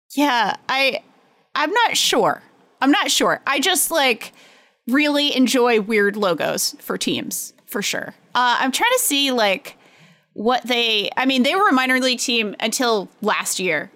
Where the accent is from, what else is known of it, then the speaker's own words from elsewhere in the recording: Pawtucket, Rhode Island, United States; my hometown, uh, the Pawtucket Red Sox, uh, Check It, Rhode Island